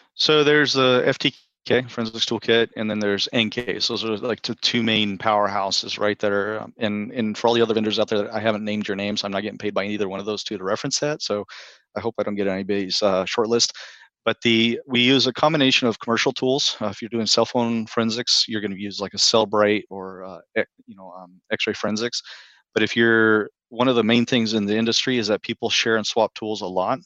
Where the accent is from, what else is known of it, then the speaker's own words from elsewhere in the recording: Texas, United States; moved away as an adult; now in Maryland, United States; I'm originally from the Texas area